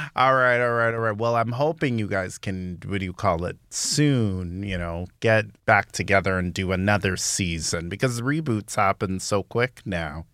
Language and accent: English; Toronto, Ontario, Canada; I'm from Scarborough, too